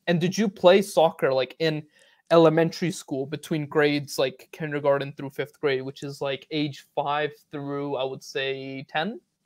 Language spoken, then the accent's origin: English; Northern Virginia, United States; I'm also from Northern Virginia